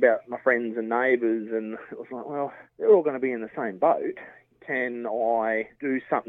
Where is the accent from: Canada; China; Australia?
Australia; Burra, South Australia; I'm from Burra in South Australia.